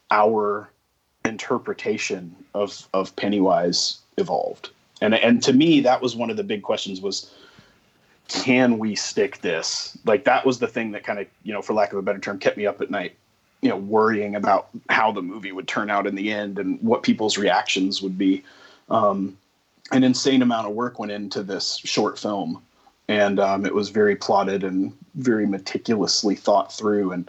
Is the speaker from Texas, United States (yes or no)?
yes; Texas, United States; it was interesting to me as a Texan with no accent to go hmm. to Boston